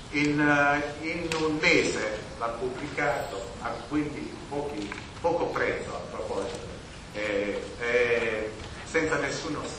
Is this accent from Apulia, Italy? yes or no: yes; Mola di Bari, Apulia, Italy; del mio paese, di Mola di Mario